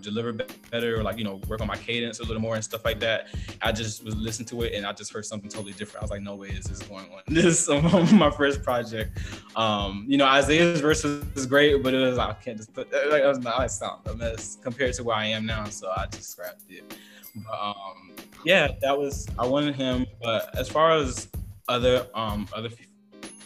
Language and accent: English; the South, United States; I'm from the South